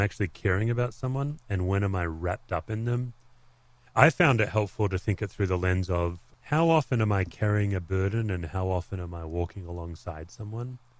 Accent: Australia; as an Aussie

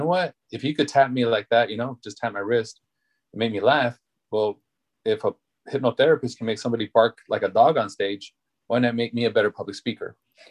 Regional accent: England, United Kingdom; No, I just took it like, I was just trying to be funny, like, no, I'm English. Of course I speak English, you know?

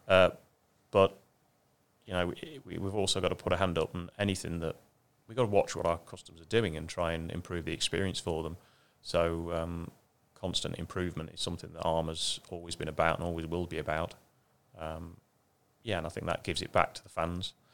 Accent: Ashby-de-la-Zouch, East Midlands, United Kingdom; moved away; I come from a little town that we call Ashby

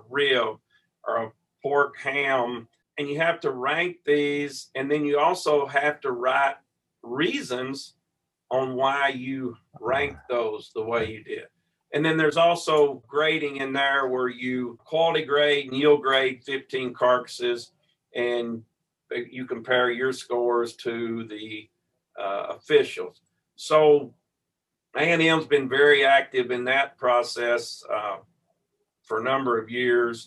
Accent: Ferris, Texas, United States; Growing up in Ferris

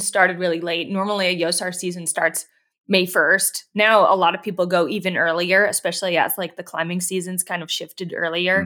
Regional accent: East Coast, United States; moved away; also born or lived in Yosemite Valley; I'm from the East Coast

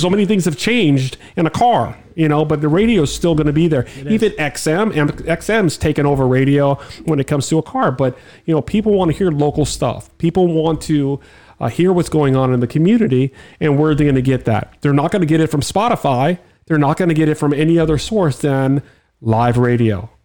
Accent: Miami, Florida, United States; I'm from Miami

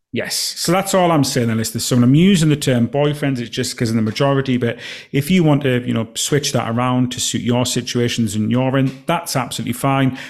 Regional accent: Alston, North West England, United Kingdom; moved away; my hometown, Alston

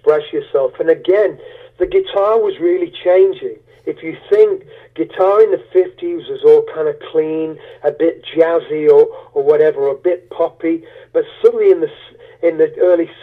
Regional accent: Sherwood Forest, Nottinghamshire, East Midlands, United Kingdom; also born or lived in Beaufort, United States / Charlotte, United States; now in Yorkshire, United Kingdom; I grew up in Sherwood Forest, near Sherwood Forest, Nottinghamshire, you know, land of Robin Hood.

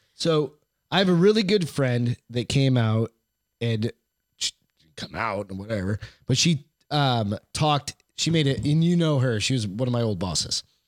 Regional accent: Maine, United States; I was born there

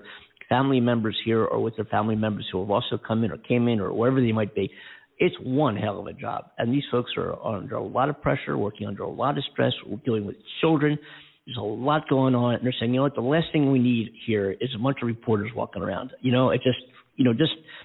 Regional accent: United States; We are America. We are the American citizens

